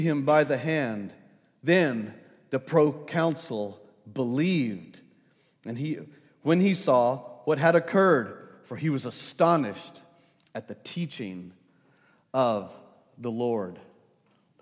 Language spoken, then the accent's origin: English; El Paso, Texas, United States; I grew up in El Paso, Texas